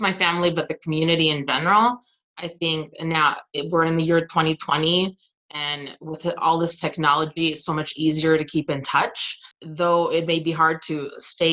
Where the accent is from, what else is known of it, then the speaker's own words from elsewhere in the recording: United States; moved away as an adult; also born or lived in Southern California / Arizona; now in Michigan, United States; I grew up in Southern California